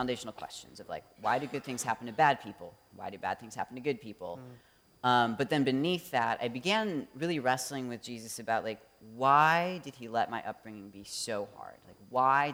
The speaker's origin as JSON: {"language": "English", "town": "Traverse City", "region": "Michigan", "country": "United States", "tie": "born or raised there", "also_born_or_lived": "Ann Arbor, Michigan", "moved": "as an adult", "lives_now": "Detroit, United States", "said": "I grew up in Traverse City area, Michigan, just 10 minutes north of there"}